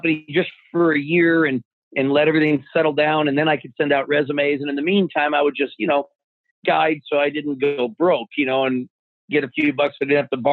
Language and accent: English; Arizona, United States; growing up in Arizona